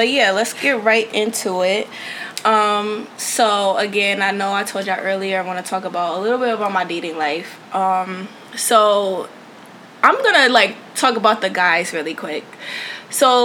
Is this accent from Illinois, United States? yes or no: no; Connecticut, United States; moved away as an adult; now in Houston, United States; I'm originally from Connecticut by way of Houston. I recently just moved here in August of 2016.